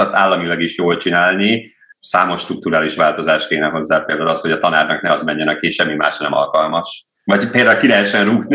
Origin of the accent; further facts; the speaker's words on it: Cegléd, Pest, Hungary; also born or lived in Nagykőrös; Ö, én Nagykörösön születtem, de Cegléden éltünk